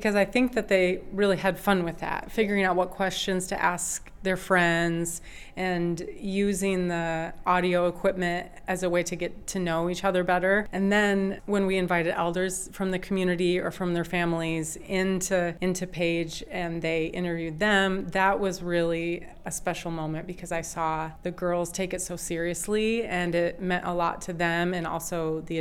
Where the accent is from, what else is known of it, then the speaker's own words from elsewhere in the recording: Michigan, United States; now in Marshall, United States; I am originally from Michigan, and now I live here in Marshall.